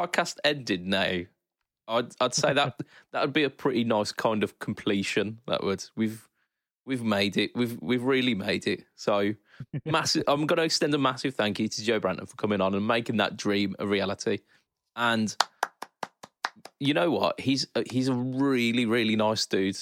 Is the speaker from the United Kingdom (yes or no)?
yes; United Kingdom; a British man.